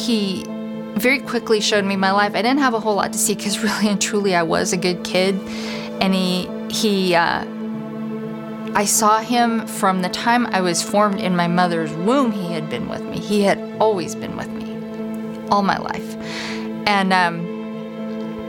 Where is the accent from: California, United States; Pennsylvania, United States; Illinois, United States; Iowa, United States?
Iowa, United States; Council Bluffs; born or raised there